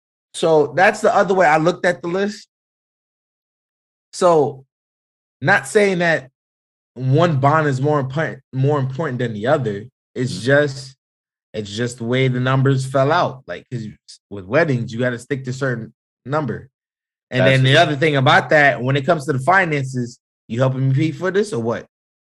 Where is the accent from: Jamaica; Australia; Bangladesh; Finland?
Jamaica; people do forget I am Jamaican. I do have family from the islands and all over this country.